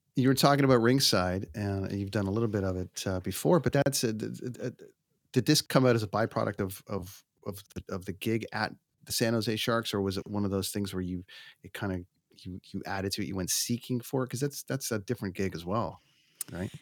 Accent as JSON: {"language": "English", "country": "Canada", "said": "as a Canadian"}